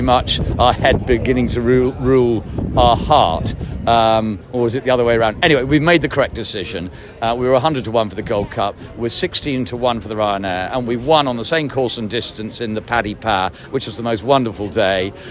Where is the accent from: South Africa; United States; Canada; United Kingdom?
United Kingdom; Bangor-on-Dee, Wales; also born or lived in Haydock, North West England; I was brought up at Bangor on Dee because I come from that part of the world, uh, and then ancient Haydock in the northwest